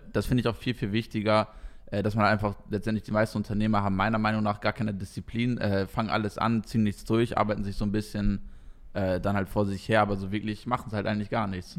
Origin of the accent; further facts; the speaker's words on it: East Frisia, Lower Saxony, Germany; now in Koblenz, Germany; eigentlich komme ich ganz tief aus dem Norden aus, aus Friesland